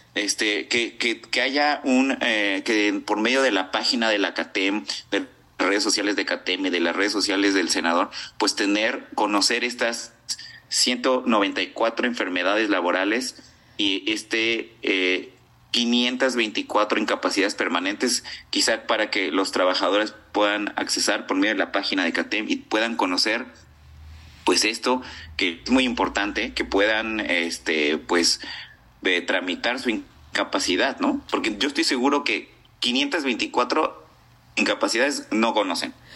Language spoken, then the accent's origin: Spanish; Mexico; como los mexicanos siempre hacemos